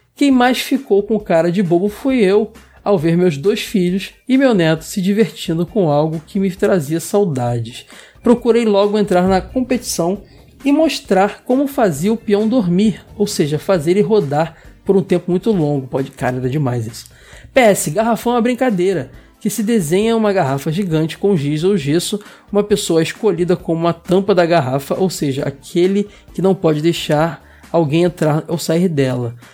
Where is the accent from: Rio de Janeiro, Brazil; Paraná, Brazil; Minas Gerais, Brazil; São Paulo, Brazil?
Rio de Janeiro, Brazil; eu sou do Rio de Janeiro, mas pessoal que de fora pensa que Rio de Janeiro todo é praia, né? Bem assim não, eu moro, sempre morei longe da praia